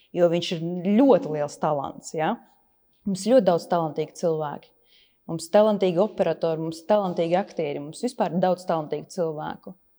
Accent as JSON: {"language": "Latvian", "country": "Latvia", "said": "mēs taču esam no Latvijas"}